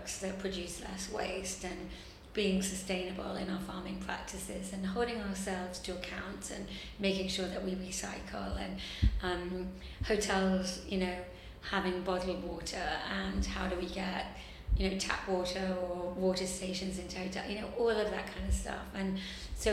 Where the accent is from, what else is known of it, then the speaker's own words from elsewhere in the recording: England, United Kingdom; accent: English; I'm English